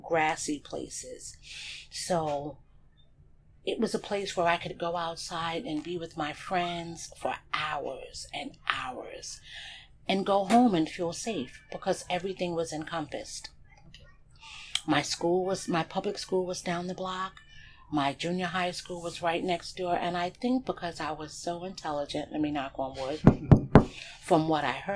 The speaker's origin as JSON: {"language": "English", "town": "New York City", "region": "New York", "country": "United States", "tie": "born or raised there", "also_born_or_lived": "Bronx, New York / New Jersey / Denver", "said": "I grew up on Gates Avenue."}